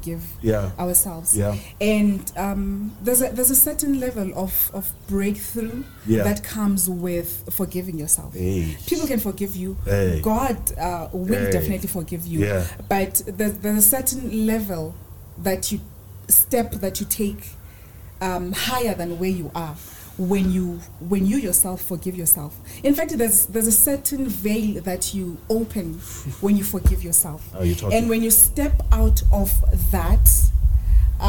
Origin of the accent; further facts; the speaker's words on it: Eastern Cape, South Africa; also born or lived in Bloemfontein, Free State; I hail from the Eastern Cape